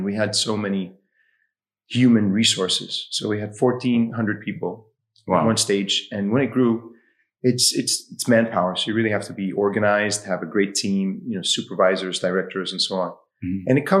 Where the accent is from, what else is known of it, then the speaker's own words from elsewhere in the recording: Egypt; also born or lived in Washington, D.C., United States; I was born and raised in Washington, D.C. And at 10, moved back to Egypt where my parents are from. I grew up there